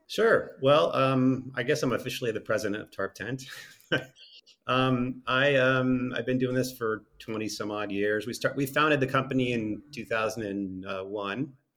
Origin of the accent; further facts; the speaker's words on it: East Coast, United States; moved away; I grew up on the East Coast